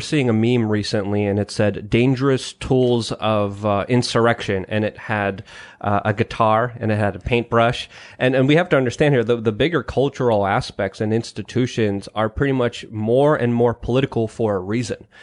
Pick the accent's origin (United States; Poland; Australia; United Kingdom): Poland; moved away; Polish and proud from my home country